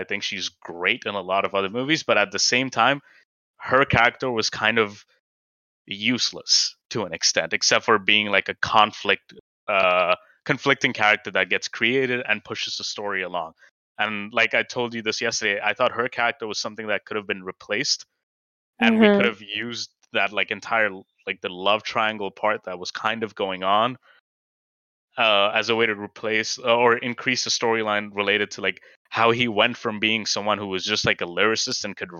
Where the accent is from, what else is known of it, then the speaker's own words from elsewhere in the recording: India; something that, like, at me as someone, like, who's kind of gone through different socioeconomic classes as an Indian could see very well